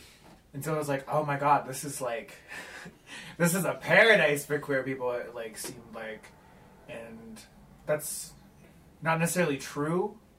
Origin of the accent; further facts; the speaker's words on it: Lovell, Wyoming, United States; now in Laramie, United States; I grew up in Lovell, Wyoming, which is a very small Mormon community, and, like, no big cities or towns around it, really.